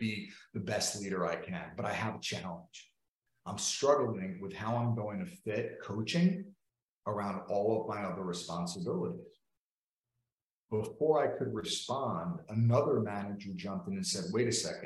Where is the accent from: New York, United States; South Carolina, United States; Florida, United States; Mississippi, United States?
New York, United States; I'm from New York.